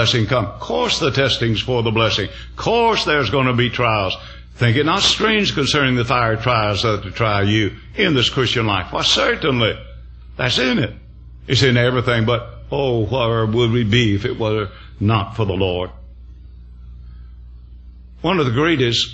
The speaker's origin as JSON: {"language": "English", "region": "the South", "country": "United States", "said": "I came from the South"}